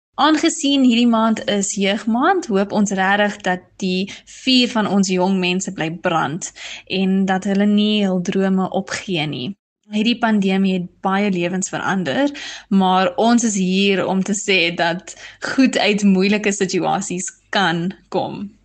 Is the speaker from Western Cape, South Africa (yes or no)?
no; Johannesburg, Gauteng, South Africa; also born or lived in Stellenbosch / Thailand; Ek is van Johannesburg af